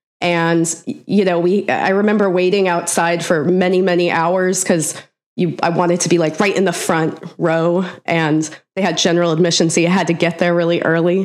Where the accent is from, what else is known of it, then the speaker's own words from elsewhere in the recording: St. Louis, Missouri, United States; moved away as an adult; also born or lived in East Coast; now in Los Angeles, United States; I grew up in St. Louis. From about 9 until high school. So basically from St. Louis, and then I went to school on the East Coast and then bounced around a lot of places.